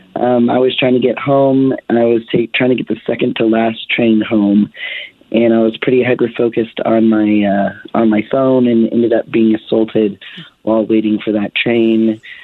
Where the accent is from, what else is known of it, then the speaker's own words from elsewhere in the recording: the South, United States; now in Denver, United States; I'm being from the South